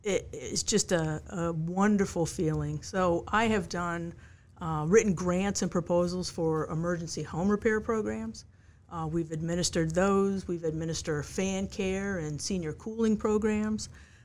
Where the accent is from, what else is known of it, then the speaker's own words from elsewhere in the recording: Connecticut, United States; I came here from Connecticut to go to what I know as Mary Washington College, and graduated in 1985 from there